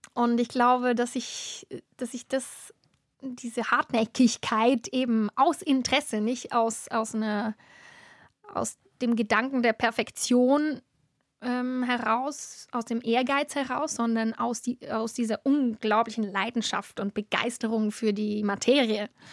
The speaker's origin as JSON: {"language": "German", "town": "Adligenswil", "region": "Lucerne", "country": "Switzerland", "tie": "born or raised there", "said": "in Adligenswil, wo ich aufgewachsen bin"}